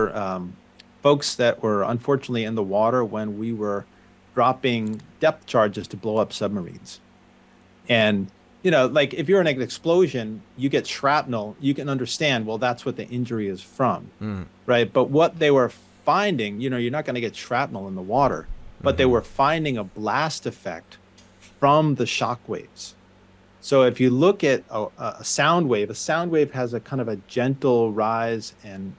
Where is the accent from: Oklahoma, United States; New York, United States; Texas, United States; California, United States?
New York, United States; suburbs of; moved away as an adult; I grew up in New York, the suburbs of New York.